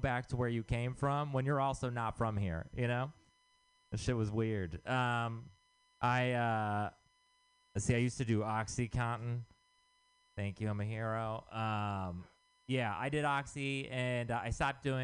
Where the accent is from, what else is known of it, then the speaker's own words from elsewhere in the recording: Texas, United States; moved away; I'm from Texas